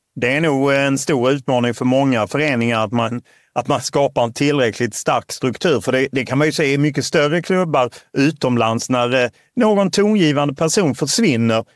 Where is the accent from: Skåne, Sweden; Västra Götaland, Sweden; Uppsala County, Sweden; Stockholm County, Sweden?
Skåne, Sweden; Lund; jag är uppvuxen i Lund